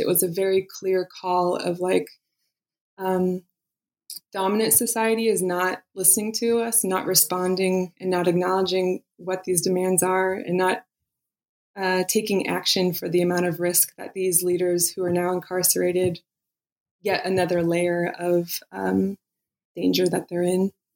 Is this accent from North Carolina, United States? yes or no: no; Eastern Sierras, California, United States; I was born and raised in California, and I grew up in the Eastern Sierras.